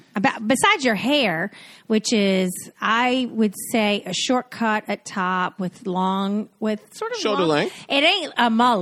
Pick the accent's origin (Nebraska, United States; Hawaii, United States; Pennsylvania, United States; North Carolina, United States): North Carolina, United States; Yeah, I'm from North Carolina.